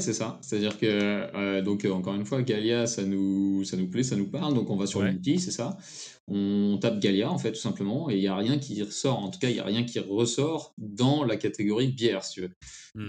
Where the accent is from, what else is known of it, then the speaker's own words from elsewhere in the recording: Picardy, Hauts-de-France, France; now in Paris, France; en Picardie, ma région natale